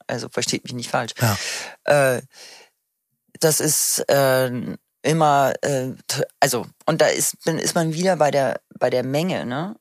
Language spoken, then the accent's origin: German; Munich, Bavaria, Germany; now in Berlin, Germany; ich komme ja aus München